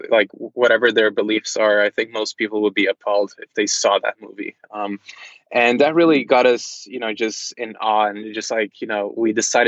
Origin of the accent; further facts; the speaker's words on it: Charlotte, North Carolina, United States; born there; also born or lived in Brazil / Norway; I was born in the States in Charlotte, North Carolina, but I've basically never lived in the States apart from, you know, maybe 4 years or 3 years of my life. And most of my time I've spent in Brazil, different parts of Europe, Norway.